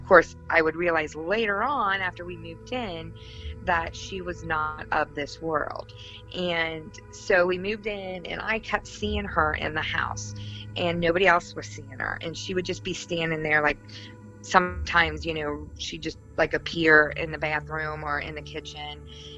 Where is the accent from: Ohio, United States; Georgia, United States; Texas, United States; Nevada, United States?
Ohio, United States; I'm from Ohio